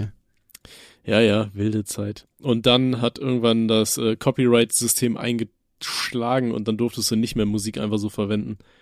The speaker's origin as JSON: {"language": "German", "region": "Rhineland-Palatinate", "country": "Germany", "said": "bei uns in Rheinland-Pfalz"}